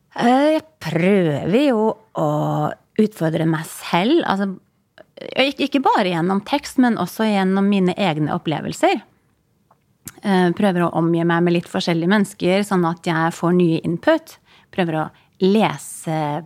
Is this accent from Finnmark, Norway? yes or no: yes; Kirkenes, Finnmark, Norway; moved away; Jeg har ikke bodd i Finland, men i Kirkenes der jeg bodde, det var jo bare noen mil fra grensen.